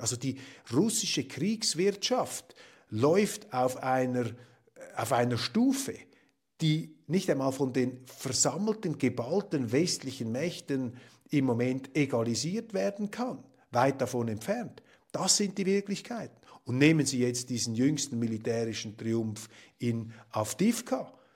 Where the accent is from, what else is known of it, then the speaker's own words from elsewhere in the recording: Switzerland; als Schweizer, die wir es uns gewohnt sind, eher in kleinräumigen Verhältnissen zu denken